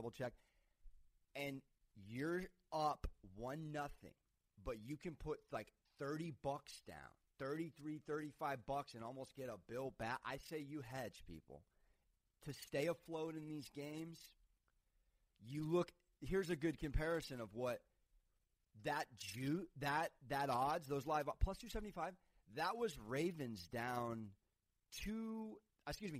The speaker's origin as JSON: {"language": "English", "town": "San Diego", "region": "California", "country": "United States", "tie": "born or raised there", "said": "the San Diego Padres, my hometown team"}